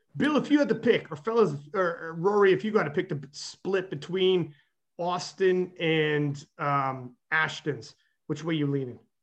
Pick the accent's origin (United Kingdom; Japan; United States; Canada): Canada; I'm Canadian